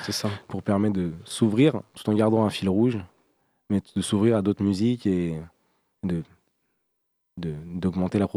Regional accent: Grenoble, Auvergne-Rhône-Alpes, France; Moi je suis grenoblois

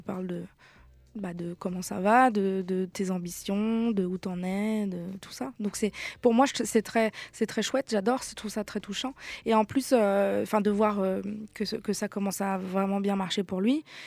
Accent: Brest, Brittany, France; moved away; j'ai grandi euh, à Brest avec donc une maman basque espagnole, un papa niçois

